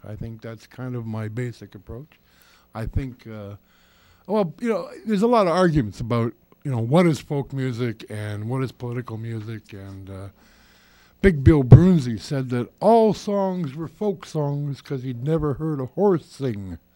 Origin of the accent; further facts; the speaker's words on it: Toronto, Ontario, Canada; I didn't grow up in Winnipeg. That's a mythology. I'm a Torontonian. I grew up in Spadina riding